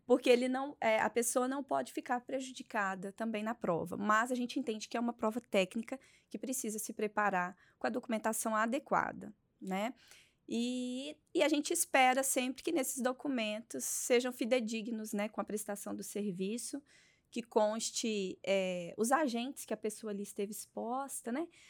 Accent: Belo Horizonte, Minas Gerais, Brazil; Eu sou de Belo Horizonte, Minas Gerais

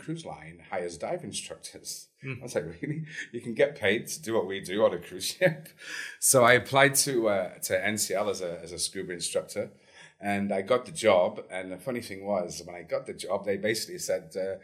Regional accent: Lake District, North West England, United Kingdom; moved away as an adult; also born or lived in Canada; now in La Paz, Mexico; From a place called the Lake District in England. It's about an hour north of Manchester. That's where I grew up.

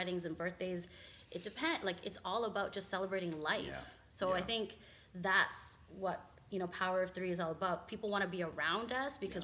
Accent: Canada; we're Filipino and we're Canadian, but we get challenged with, we're not Canadian enough and we're not Filipino enough

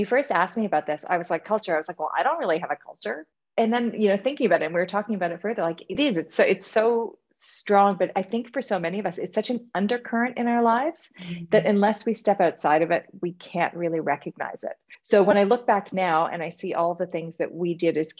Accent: Canada; also born or lived in Australia; When I lived in Australia, I would say I'm Canadian. When I was in Amsterdam, because most of my friends were Australian, I would say I'm originally Canadian, but I lived in Australia for a long time.

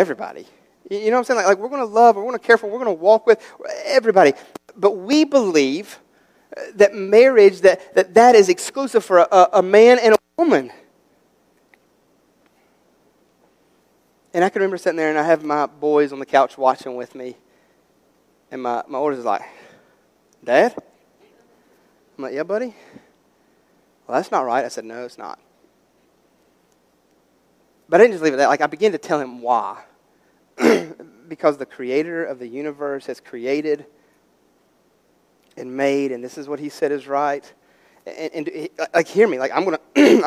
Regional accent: West Virginia, United States; we're from West Virginia, and we're country

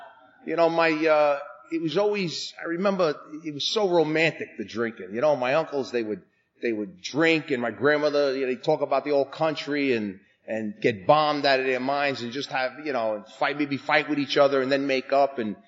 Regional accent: New York City, New York, United States; accent: New York; I was brought up in New York, and you know that. You know, you can tell by my accent.

